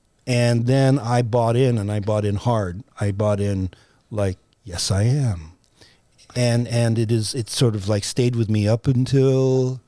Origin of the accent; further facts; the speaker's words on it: Philippines; would write a variety of things that would speak to my experience as a Filipino.